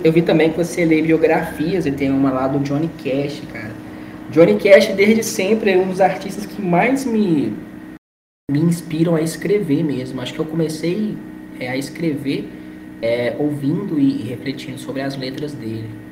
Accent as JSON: {"language": "Portuguese", "town": "Belo Horizonte", "region": "Minas Gerais", "country": "Brazil", "said": "E eu sou mineiro de Belo Horizonte, tenho 28 anos"}